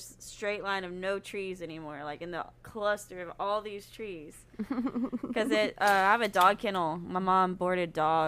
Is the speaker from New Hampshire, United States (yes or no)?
no; Birmingham, Alabama, United States; I'm from Alabama, too